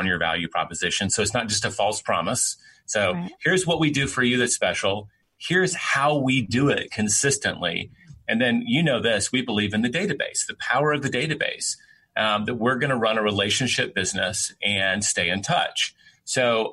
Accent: Memphis, Tennessee, United States; moved away; I own part of a franchise in my hometown of Memphis

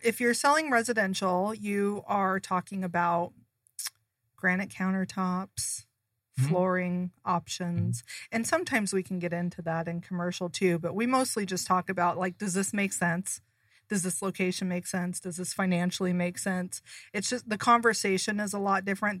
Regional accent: Seattle, Washington, United States; moved away as an adult; now in Arizona, United States; I'm originally from Seattle. I grew up there, had my kids there

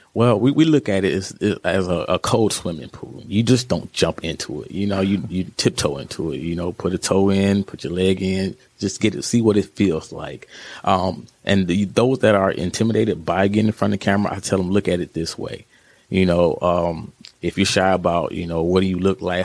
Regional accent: Joliet, Illinois, United States; also born or lived in Hollywood, California / Carbondale, Illinois; I'm from the Chicago area out of Joliet.

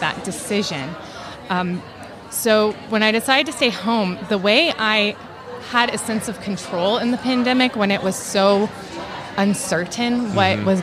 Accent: Atlanta, Georgia, United States; I'm from Atlanta

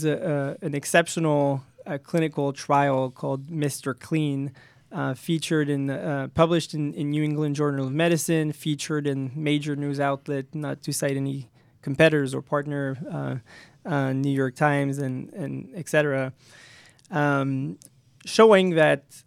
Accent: France; moved away as an adult; also born or lived in Paris, France; now in United States; I came from France

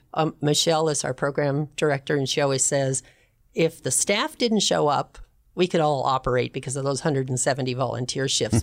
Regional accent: Pasadena, California, United States; moved away as an adult; also born or lived in Long Beach / Seattle; now in Arizona, United States; grew up in Pasadena.

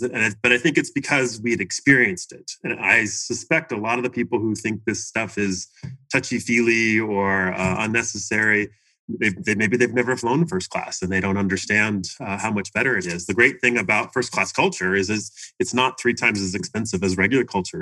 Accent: Washington, United States; moved away as an adult; also born or lived in Seattle area / Portland, Oregon; now in Arizona, United States; I grew up in Washington State. Uh, I was born in the Seattle area, although I grew up down near Portland, Oregon

